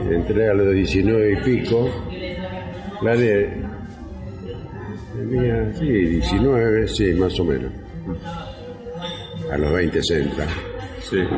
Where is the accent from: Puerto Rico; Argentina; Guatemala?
Argentina; Rosario, Santa Fe; born or raised there